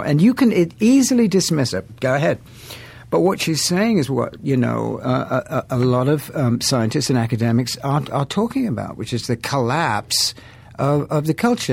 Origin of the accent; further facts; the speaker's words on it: England, United Kingdom; I'm English.